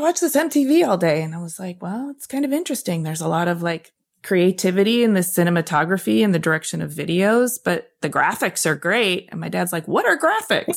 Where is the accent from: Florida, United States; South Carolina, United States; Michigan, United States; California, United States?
Michigan, United States; moved away as an adult; also born or lived in New York City; I came from Michigan